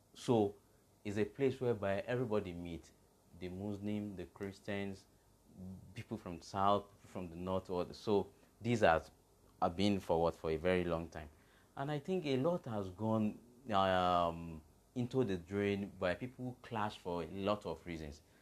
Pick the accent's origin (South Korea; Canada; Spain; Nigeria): Nigeria; we came together as a Nigerian, not as a Yoruba guy